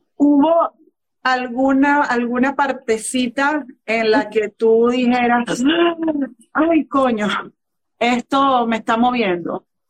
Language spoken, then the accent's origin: Spanish; Venezuela; En Venezuela, en la tierra donde yo nací